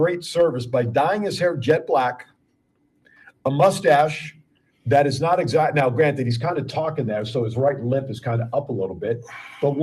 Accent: New Jersey, United States; I'm from Jersey

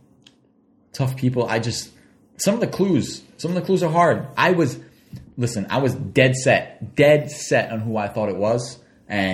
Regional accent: Woonsocket, Rhode Island, United States; moved away as an adult; I lived here my whole life until recently. I moved because I have a child and I want him to succeed in life. So we had to get out of Woonsocket

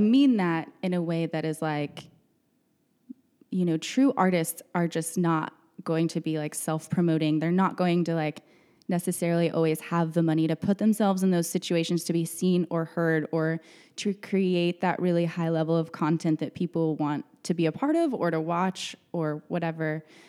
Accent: Odessa, Texas, United States; moved away as an adult; now in Dallas, United States; I'm from West Texas. I grew up in Odessa

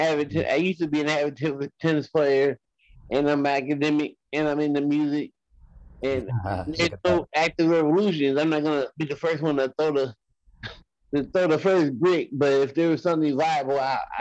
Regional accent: Los Angeles, California, United States; I'm from South Central

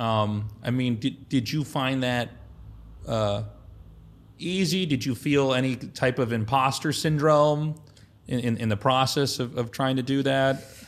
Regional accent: Kansas, United States; moved away as an adult; also born or lived in Colorado; I was a kid from Kansas.

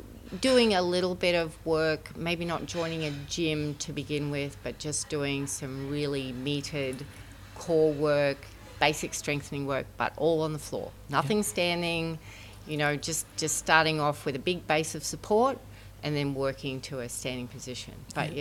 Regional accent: Brisbane, Queensland, Australia; I'm from Brisbane, Australia.

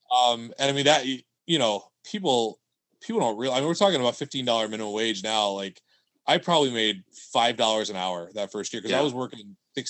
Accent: upstate New York, United States; moved away as an adult; also born or lived in Glens Falls, New York / Louisiana / Houston, Texas; I grew up in upstate New York.

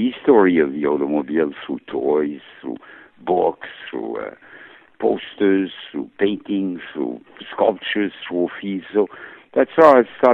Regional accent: France; moved away; I was born in France

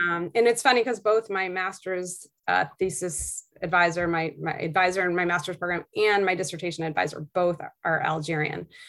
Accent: Beverly, Massachusetts, United States; moved away as an adult; also born or lived in Maine; now in New Hampshire, United States; I grew up in Beverly, Massachusetts

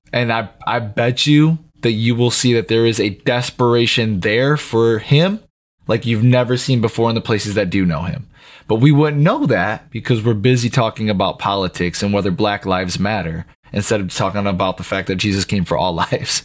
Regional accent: United States; as the American people

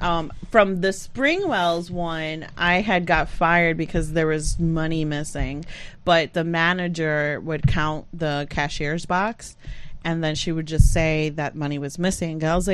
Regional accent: Puerto Rico; born or raised there; now in Utica, United States

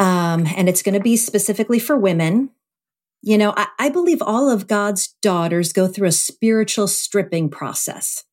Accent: Cleveland, Ohio, United States; now in Indianapolis, United States; my hometown of Cleveland

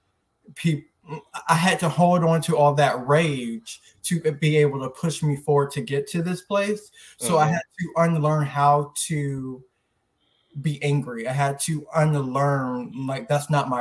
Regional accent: Tampa, Florida, United States; now in Orlando, United States; I'm from Tampa, Florida, but I currently reside in Orlando, Florida

